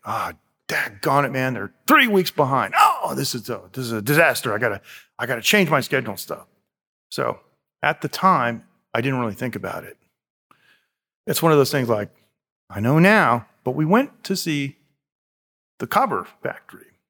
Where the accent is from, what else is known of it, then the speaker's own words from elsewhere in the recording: United States; moved away; I'm from America